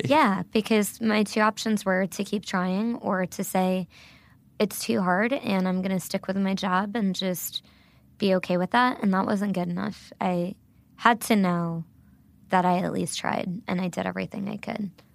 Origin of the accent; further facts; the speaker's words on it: Little Silver, New Jersey, United States; first language Gujarati; English is a second language; moved away as an adult; also born or lived in Brooklyn, New York; now in Nashville, United States; I was born and raised in a tiny, tiny town in New Jersey called Little Silver